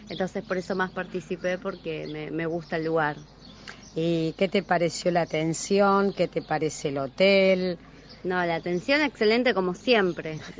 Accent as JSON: {"language": "Spanish", "region": "Buenos Aires", "country": "Argentina", "said": "Eh, soy de Villa Crespo."}